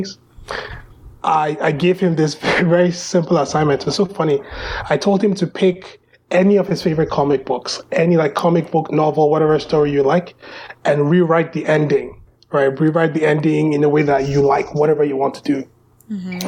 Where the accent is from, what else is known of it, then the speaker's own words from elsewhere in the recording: Lagos, Nigeria; I was born and raised in Lagos. I've lived almost all my life in Lagos, in Ikeja.